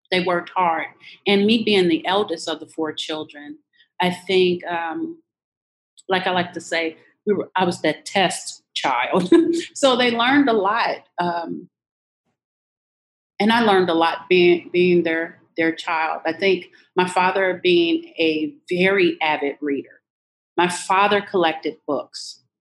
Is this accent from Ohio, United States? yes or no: no; Louisiana, United States; born there; I was born in Louisiana to a mom that, a teenage mom, and a teenage father.